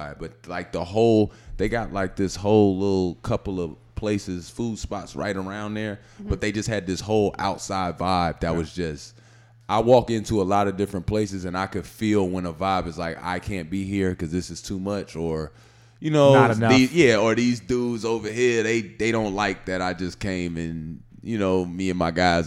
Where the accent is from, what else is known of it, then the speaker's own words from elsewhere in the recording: Midwest, United States; I'm from the Midwest, so I'm so used to Midwest cities